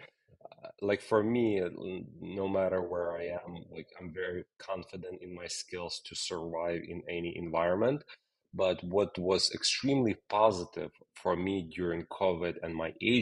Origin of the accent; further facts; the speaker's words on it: Ukraine; English is a second language; moved away as an adult; also born or lived in New York City; now in New York, United States; I'm originally from Ukraine, but for the last 20 years, I live here in New York